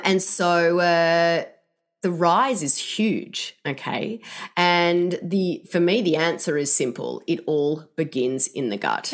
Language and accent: English; Australia; now in Seattle, United States; I'm not from here, as you can tell by my accent. But, um, in Australia